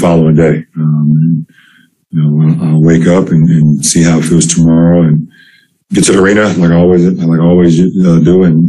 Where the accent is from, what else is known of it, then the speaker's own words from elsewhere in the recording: Akron, Ohio, United States; my hometown of Akron